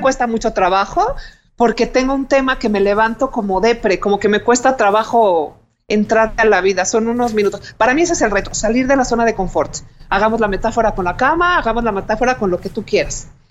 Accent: Mexico; como mexicanos

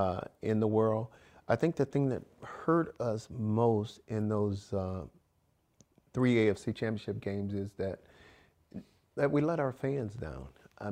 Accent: Alabama, United States; also born or lived in Mississippi; And going back to my roots, growing up in Alabama, going to school in Mississippi

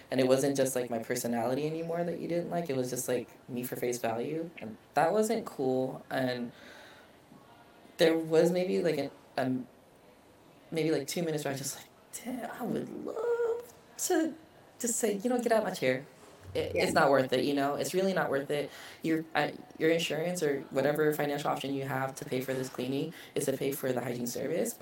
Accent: Vallejo, California, United States; also born or lived in Japan; Vallejo, California, close to San Francisco.

